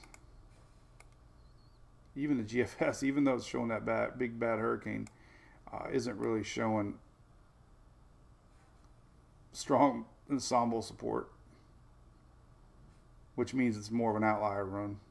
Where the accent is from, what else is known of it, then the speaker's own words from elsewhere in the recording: Florida, United States; I growing up in Florida, the Tropical Update with Jim Cantore, I used to be addicted to the cone of uncertainty